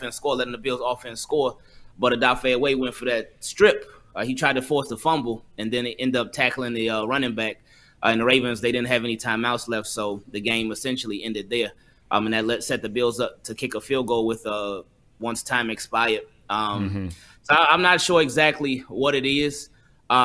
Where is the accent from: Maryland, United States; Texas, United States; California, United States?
Maryland, United States; now in Miami, United States; I'm originally from Maryland, but I'm down in Miami right now.